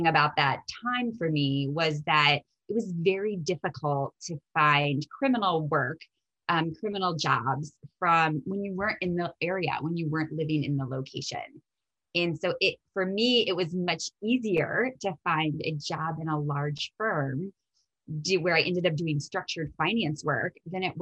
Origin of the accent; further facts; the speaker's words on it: Indiana, United States; moved away as an adult; So I am born and raised in Indiana, and it's where I studied law